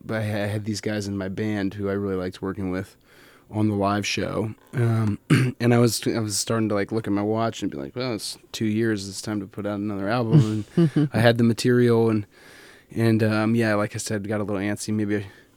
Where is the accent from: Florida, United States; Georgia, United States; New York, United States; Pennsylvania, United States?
Pennsylvania, United States; Philadelphia; born there; also born or lived in Colorado; When I was born in Philadelphia, Pennsylvania.